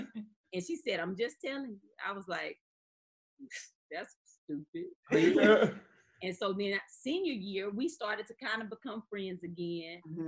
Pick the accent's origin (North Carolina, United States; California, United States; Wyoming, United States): North Carolina, United States; Eden; Yeah, Eden, North Carolina.